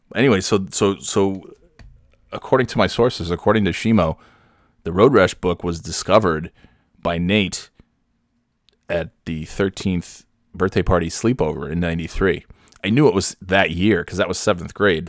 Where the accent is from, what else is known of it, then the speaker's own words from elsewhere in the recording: New York, United States; I'm from New York, so I speak the Kings